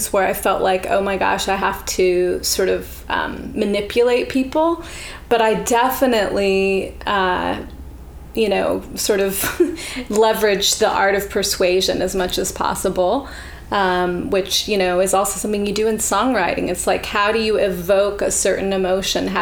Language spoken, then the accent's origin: English; Charlottesville, Virginia, United States; moved away; also born or lived in Ann Arbor, Michigan / Los Angeles / Nashville; I was born in Ann Arbor, Michigan. And then when I was 8, my whole family moved to Charlottesville, Virginia. And that's where I grew up